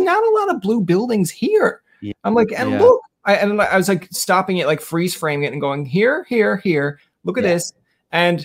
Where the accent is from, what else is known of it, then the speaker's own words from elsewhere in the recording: St. John's, Newfoundland and Labrador, Canada; also born or lived in Witless Bay; I grew up in the Ghouls.